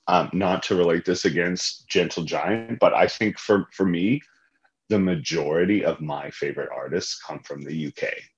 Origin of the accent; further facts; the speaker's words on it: Canada; accent: Canadian; It's my Canadian accent, gosh.